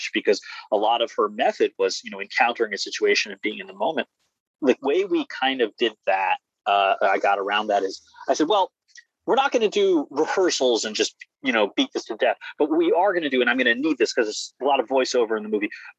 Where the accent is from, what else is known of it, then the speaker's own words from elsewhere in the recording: Silver Spring, Maryland, United States; now in Brooklyn, United States; I'm from Silver Spring, Maryland